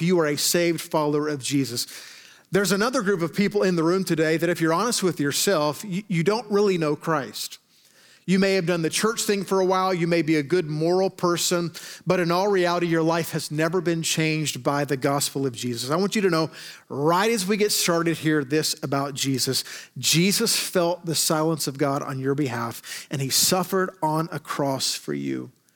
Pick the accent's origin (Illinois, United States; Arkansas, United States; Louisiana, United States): Arkansas, United States; I am from Arkansas.